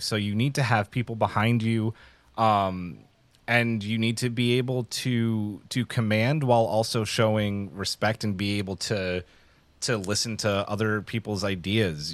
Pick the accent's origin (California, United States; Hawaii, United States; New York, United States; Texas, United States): New York, United States; New York City; I grew up in New York City